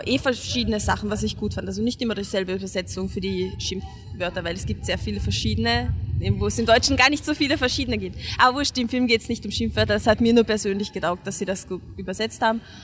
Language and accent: German; Hungary; now in Vienna, Austria; ich als Ungarin